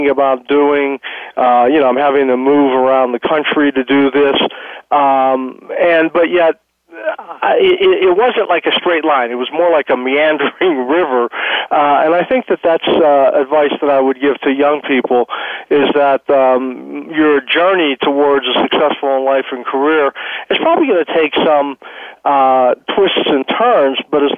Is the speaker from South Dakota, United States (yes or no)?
no; Pittsburgh, Pennsylvania, United States; moved away; I grew up in Pittsburgh